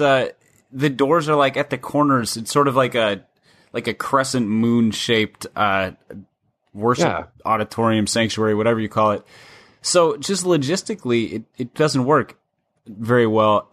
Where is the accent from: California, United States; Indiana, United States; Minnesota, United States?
Minnesota, United States; growing up in Minnesota